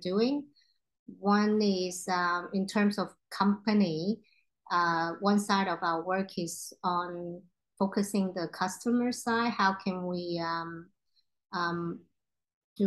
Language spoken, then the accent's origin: English; Hong Kong; also born or lived in Australia; I'm ethnic Chinese, growing up in Hong Kong.